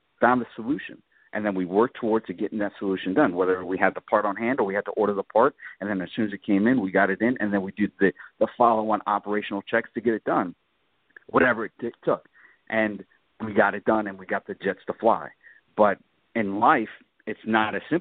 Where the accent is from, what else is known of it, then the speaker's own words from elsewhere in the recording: New York City, New York, United States; moved away; I grew up in New York City